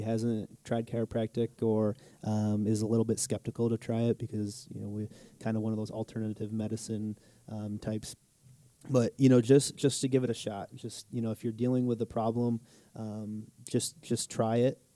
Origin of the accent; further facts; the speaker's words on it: Jamestown, New York, United States; moved away as an adult; also born or lived in Falconer, New York; now in Wisconsin, United States; going back to my hometown